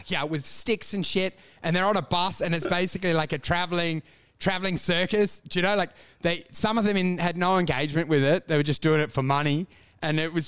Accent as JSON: {"language": "English", "country": "Australia"}